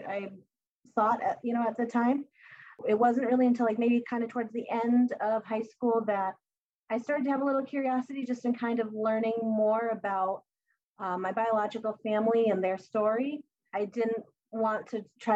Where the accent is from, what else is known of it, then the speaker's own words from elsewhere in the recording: Massachusetts, United States; moved away as an adult; also born or lived in Bogota, Colombia; now in New Hampshire, United States; Right now, I am living in New Hampshire. I grew up in Massachusetts, so I've always been in this New England area.